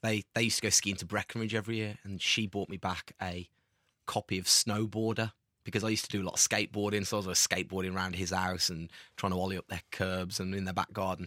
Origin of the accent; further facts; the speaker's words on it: Tamworth, West Midlands, United Kingdom; we're from Tamworth